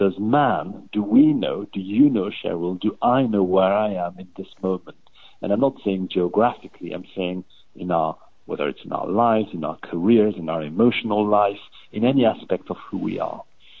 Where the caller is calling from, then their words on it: London, United Kingdom; I'm calling from London